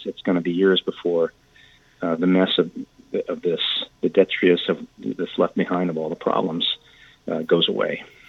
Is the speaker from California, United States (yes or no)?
yes; San Joaquin Valley, Central California, United States; I grew up in San Joaquin Valley, which is a very conservative. It's an agricultural belt, if you like, in California, Central California. Very conservative. My parents were, you know, two of 11 whole Democrats in our town of about 10,000 people.